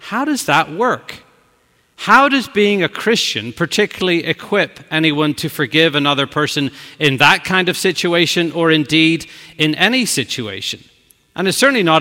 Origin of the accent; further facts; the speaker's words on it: Belfast, Northern Ireland, United Kingdom; moved away as an adult; now in New York, United States; old high school friends from long ago in Belfast